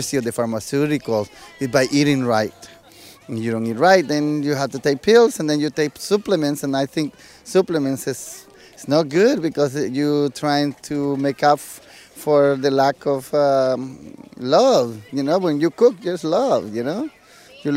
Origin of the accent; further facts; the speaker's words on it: El Salvador; now in Bay Area, United States; I come from El Salvador. And but I live in the Bay Area for a long time